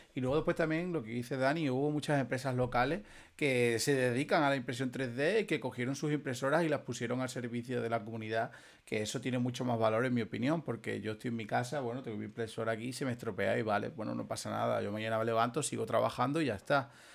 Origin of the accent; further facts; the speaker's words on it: Extremadura, Spain; nosotros somos de Extremadura